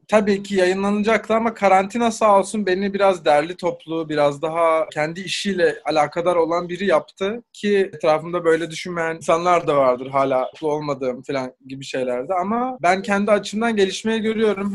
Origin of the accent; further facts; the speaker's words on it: İzmir, Turkey; moved away; also born or lived in Belgium / Portugal; Ben de İzmirliyim